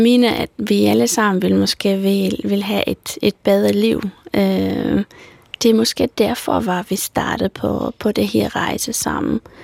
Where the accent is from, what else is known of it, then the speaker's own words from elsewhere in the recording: Romania; Danish is a second language; moved away as an adult; now in Denmark; jeg er født i en lille landsby i Rumænien, og jeg er flyttet her til Danmark for tolv år siden